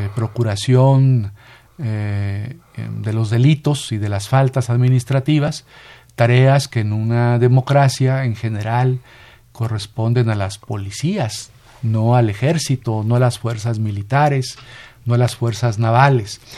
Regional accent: Coahuila, Mexico; moved away; de mi pueblo, de mi municipio allá en Coahuila

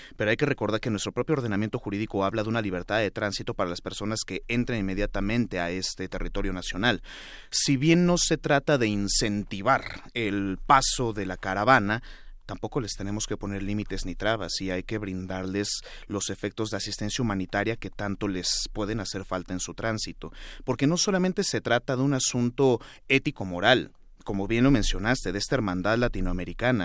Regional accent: Mexico

